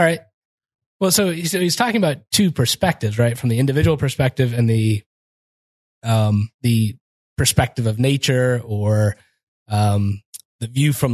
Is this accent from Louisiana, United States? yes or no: no; Kansas, United States; I'm from Kansas.